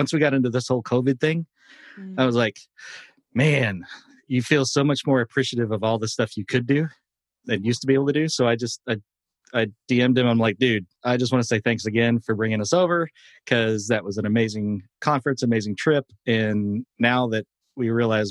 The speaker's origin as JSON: {"language": "English", "town": "Tulsa", "region": "Oklahoma", "country": "United States", "tie": "born or raised there", "said": "from Tulsa, from my hometown"}